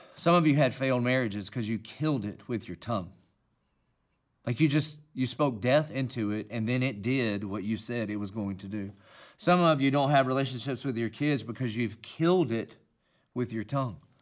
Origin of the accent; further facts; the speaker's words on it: Dillon, South Carolina, United States; accent: southern country; I obviously have a southern country accent. And that's because I'm from Dillon, South Carolina